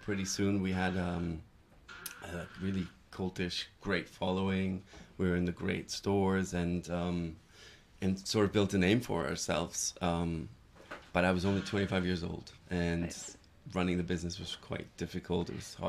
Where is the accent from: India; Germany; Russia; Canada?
Germany; moved away as an adult; also born or lived in New York; I'm originally from Germany, but I studied in the States and then sort of started my career in New York.